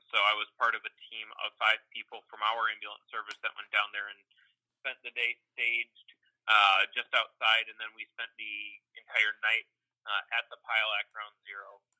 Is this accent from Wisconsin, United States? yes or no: yes; Wisconsin, United States; accent: Midwestern drawl; also born or lived in North Carolina; I'm originally from Wisconsin